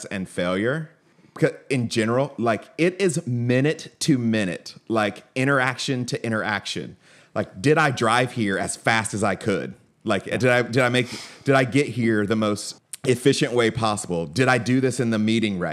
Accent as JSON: {"language": "English", "town": "Atlanta", "region": "Georgia", "country": "United States", "tie": "born or raised there", "said": "I grew up in Atlanta"}